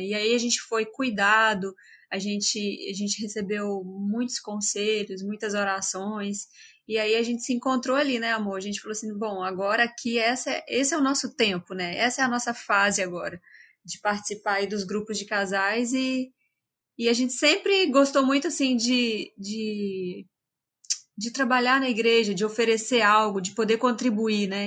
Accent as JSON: {"language": "Portuguese", "town": "Resplendor", "region": "Minas Gerais", "country": "Brazil", "moved": "as an adult", "said": "sou lá de Resplendor, Minas Gerais. Só que eu saí de Resplendor já faz bastante tempo. Eu saí quando eu tinha 18 anos de idade"}